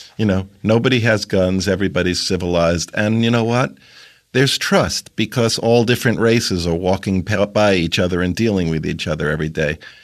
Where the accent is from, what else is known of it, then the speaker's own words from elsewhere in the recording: New York City, New York, United States; also born or lived in Maryland; I grew up in Queens